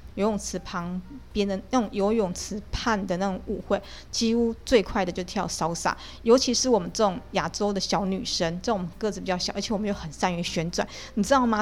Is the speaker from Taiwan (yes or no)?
yes; Taiwan; 我们台湾人